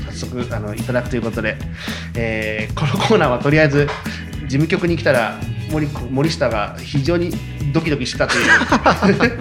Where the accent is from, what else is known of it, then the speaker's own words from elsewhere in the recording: Tokyo, Japan; also born or lived in Shizuoka; 地元東京だから